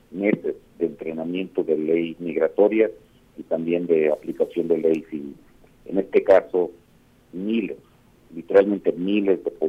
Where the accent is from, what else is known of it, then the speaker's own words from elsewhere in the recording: Texas, United States; A mí que soy ciudadano de los Estados Unidos, que soy tejano, me estarían poniendo un cargo de contrabando criminal